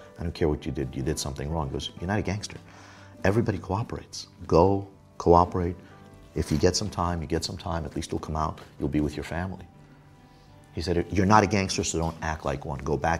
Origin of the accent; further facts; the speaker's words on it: New York City, New York, United States; also born or lived in Soviet Union; growing up in places like Coney Island, growing up in Brooklyn